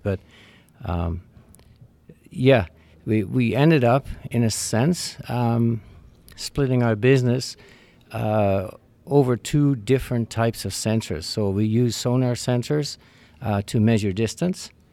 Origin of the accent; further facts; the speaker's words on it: Netherlands; now in Canada; born and raised in the Netherlands, came to Canada in seventy-nine with, uh, my parents.